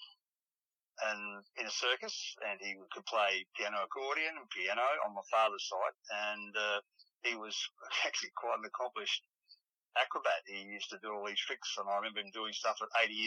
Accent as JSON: {"language": "English", "town": "Adelaide", "region": "South Australia", "country": "Australia", "tie": "born or raised there", "also_born_or_lived": "Sydney / Melbourne", "said": "I've had an interesting, great childhood in Adelaide."}